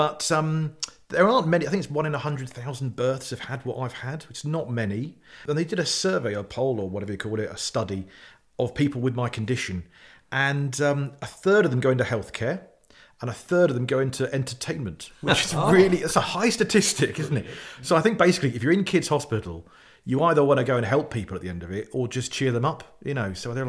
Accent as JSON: {"language": "English", "region": "South West England", "country": "United Kingdom", "tie": "born there", "said": "And I was born in Cornwall in the late 70s."}